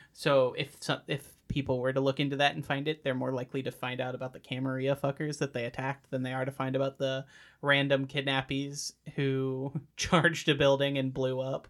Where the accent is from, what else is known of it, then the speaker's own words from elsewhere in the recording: United States; as an American